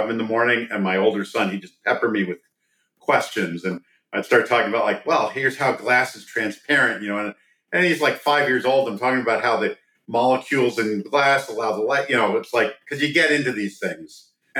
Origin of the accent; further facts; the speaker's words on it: East Coast, United States; moved away as an adult; now in Silicon Valley, United States; I grew up on the East Coast